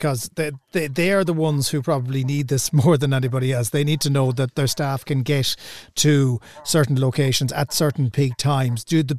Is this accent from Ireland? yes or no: yes; Cork, Munster, Ireland; growing up in Cork